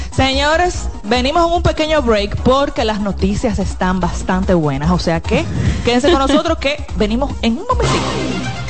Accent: Dominican Republic; soy dominicana

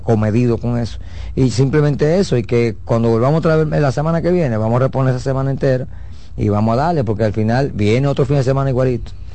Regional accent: Dominican Republic; nosotros como dominicanos

